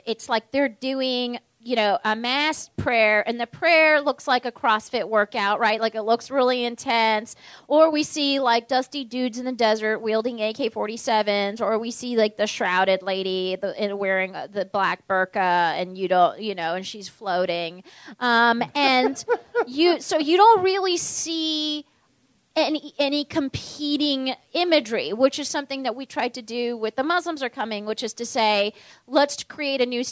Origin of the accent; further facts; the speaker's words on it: Palm Springs, California, United States; also born or lived in Virginia; growing up in Palm Springs, or Palm Springs is one is this weird desert town